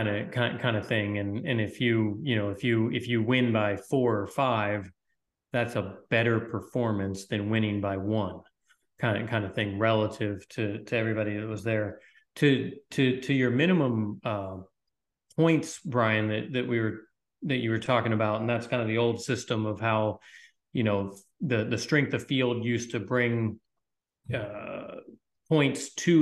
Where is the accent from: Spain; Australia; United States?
Spain; I like playing in Europe and I like supporting my home country in the Spanish Open and that kind of thing.